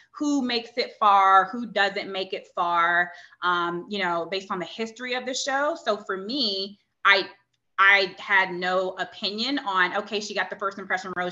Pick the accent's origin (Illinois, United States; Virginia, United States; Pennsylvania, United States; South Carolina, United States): Virginia, United States; Virginia Beach; we were mm-hmm. both from Virginia Beach.